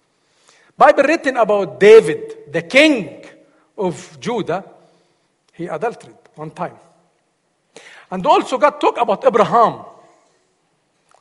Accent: Egypt; English is a second language; moved away as an adult; now in United States; I am from Egypt

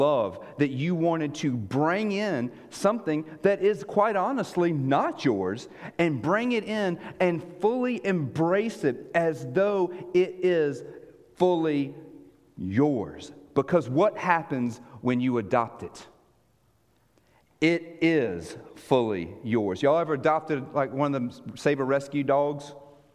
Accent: United States; moved away as an adult; also born or lived in Israel; American that sounds like this

